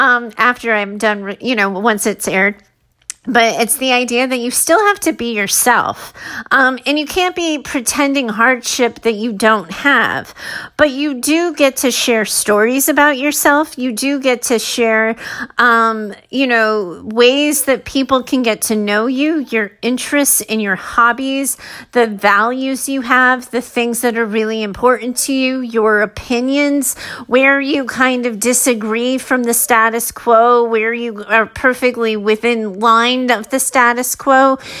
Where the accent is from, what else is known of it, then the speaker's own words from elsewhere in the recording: Arizona, United States; now in California, United States; I grew up in Arizona. And then I wanted a new environment. I wanted to see what it was like in a new place. So I moved to California.